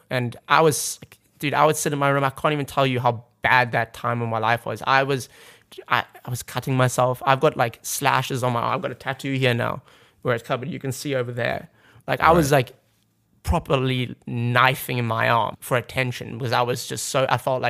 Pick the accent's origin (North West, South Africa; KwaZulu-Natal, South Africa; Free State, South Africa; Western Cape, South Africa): Western Cape, South Africa; Cape Town; also born or lived in Zimbabwe; I'm from Cape Town.